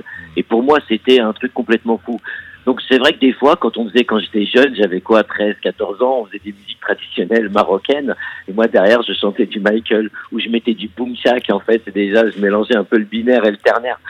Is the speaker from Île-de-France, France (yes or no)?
yes; Montreuil, Île-de-France, France; also born or lived in Figuig, Morocco; je suis français, d'origine marocaine. Ouais, je suis franco-marocain. Euh, et euh, du coup, mes origines marocaines euh, sont. Mes origines françaises sont de Montreuil